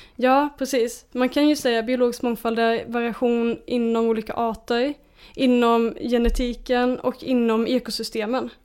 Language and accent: Swedish; Småland, Sweden; jag växte upp i Småland med liksom naturen som mitt lekrum